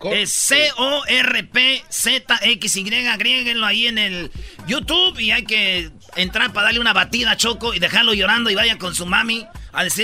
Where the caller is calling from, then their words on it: San Jose, California, United States; Desde San José, California.